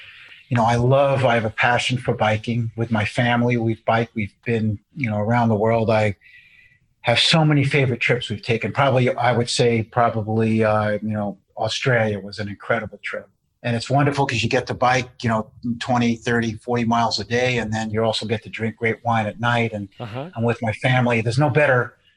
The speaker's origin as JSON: {"language": "English", "region": "New York", "country": "United States", "tie": "born or raised there", "said": "I was born in New York and my grandfather started a cheese store"}